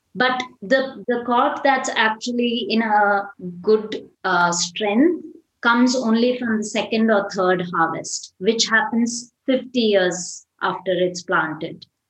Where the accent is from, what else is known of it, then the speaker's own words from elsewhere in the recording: Chennai, Tamil Nadu, India; I'm from Chennai, uh, which is uh, a city in the south of India